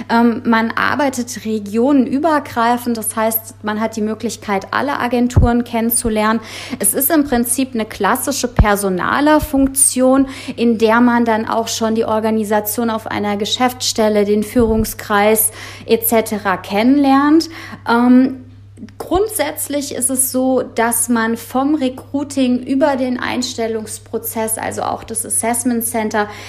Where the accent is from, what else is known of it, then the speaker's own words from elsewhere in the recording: Frankfurt, Hesse, Germany; born there; ich bin 35 Jahre alt, wohnhaft und geboren in Frankfurt am Main